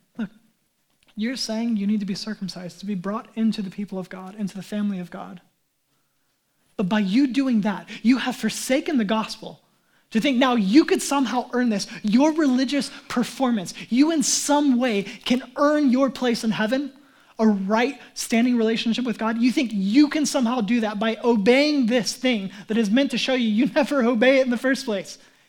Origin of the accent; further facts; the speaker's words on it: United States; Whoa, I'm American. I'm a self-made man.